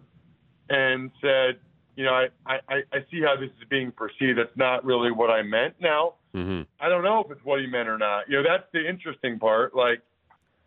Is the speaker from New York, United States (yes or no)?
no; Philadelphia area, Pennsylvania, United States; the Eagles, like my hometown team